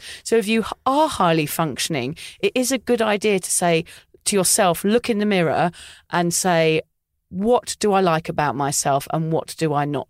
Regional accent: England, United Kingdom; moved away; obviously I'm English.

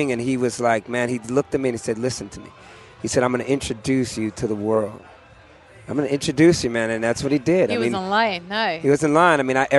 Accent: Oakland, California, United States; also born or lived in Massachusetts; From Oakland, California. I was born in Massachusetts.

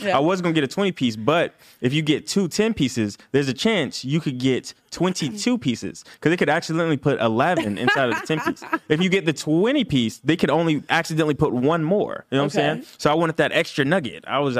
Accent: Roberta, Georgia, United States; now in Los Angeles, United States; So I'm not from LA. I'm actually from Roberta, Georgia. It's this super small country town. It's in the middle of Georgia. So it's like a middle Georgia town.

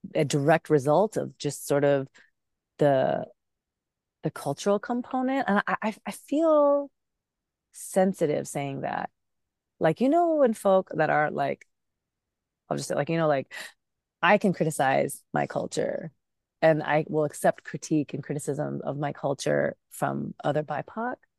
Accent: Bay Area, California, United States; English is a second language; also born or lived in Pakistan; I was, um, raised in the Bay Area, but born in Pakistan

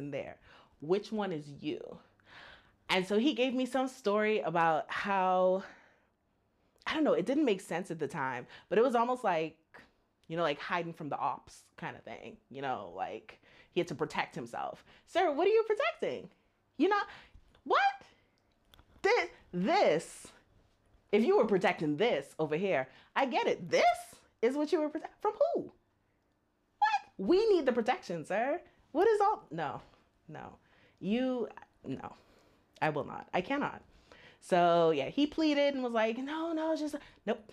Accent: Bahamas; moved away as an adult; now in China; I'm from the Bahamas, and I have lived in China for almost 4 years.

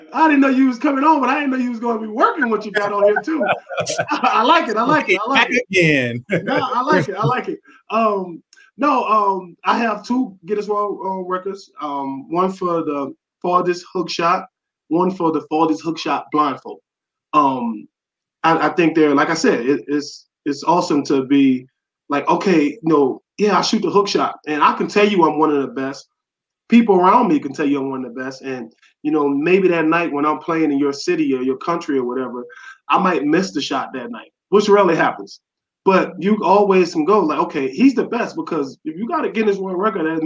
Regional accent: New Orleans, Louisiana, United States; born and raised in New Orleans. I'm a who dat to the heart

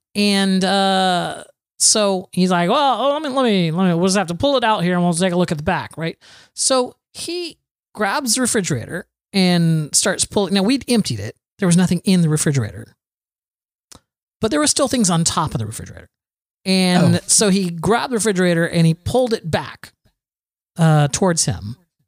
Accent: Florida, United States; So I'm from Florida.

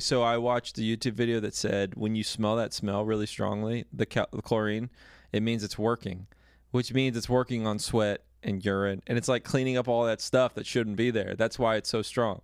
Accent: Dallas, Texas, United States; I grew up in Texas

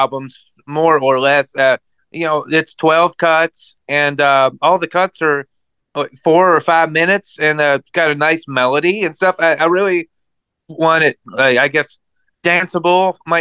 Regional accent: Louisville, Kentucky, United States; now in Dallas, United States; I was born and raised in Louisville, Kentucky

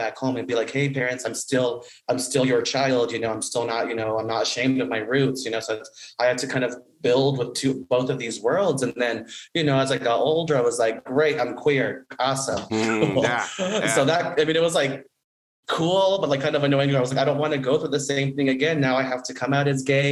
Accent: Denver, Colorado, United States; now in Los Angeles, United States; growing up in Denver, we were at first like the only brown family.

